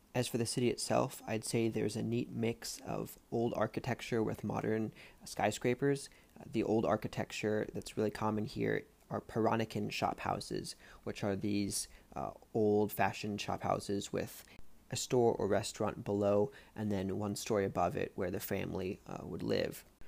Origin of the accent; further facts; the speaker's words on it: United States; now in Singapore; as an American